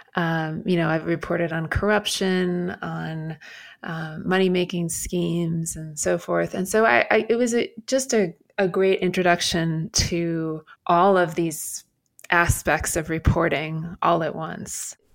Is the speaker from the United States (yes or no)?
yes; Midwest, United States; moved away as an adult; also born or lived in China; I'm from the Midwest.